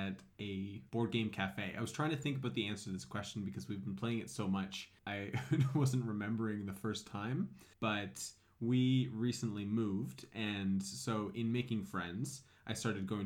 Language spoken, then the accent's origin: English; Halifax, Nova Scotia, Canada; also born or lived in Greater Toronto Area; now in Waterloo, Canada; I'm from Halifax.